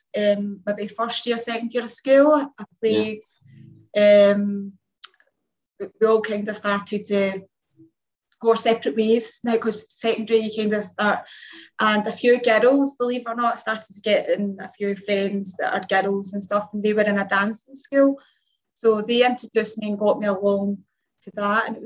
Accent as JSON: {"language": "English", "town": "Glasgow", "region": "Scotland", "country": "United Kingdom", "said": "I'm 47 from Glasgow, Scotland"}